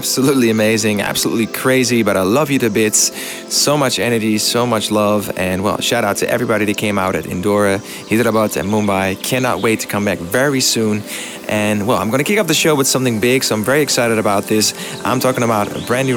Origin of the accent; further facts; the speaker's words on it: Amsterdam, North Holland, Netherlands; my biggest show ever, which is going to take place in my hometown, Amsterdam